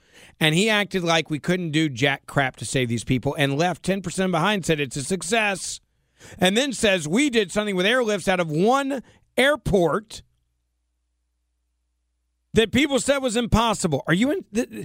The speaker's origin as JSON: {"language": "English", "region": "Tennessee", "country": "United States", "tie": "born or raised there", "said": "Patty, in my home state of Tennessee, you are on the Jesse Kelly Show."}